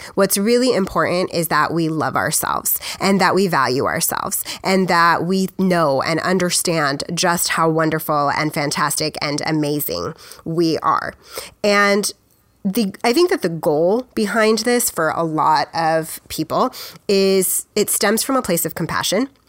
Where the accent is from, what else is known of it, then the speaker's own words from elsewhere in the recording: United States; I'm just an American